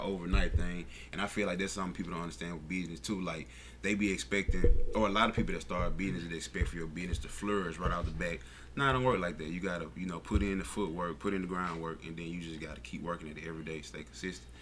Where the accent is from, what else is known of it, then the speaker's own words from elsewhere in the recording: Mississippi, United States; somewhere in Mississippi